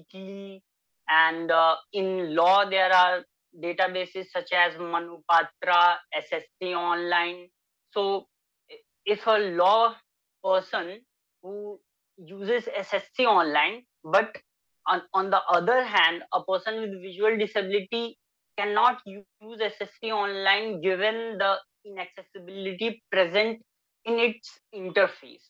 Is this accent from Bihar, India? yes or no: yes; Kolua, Bihar, India; also born or lived in Bettiah, Bihar; I hail from West Champaran, Bihar. There is a small village, Kolua. So I spent most of my time there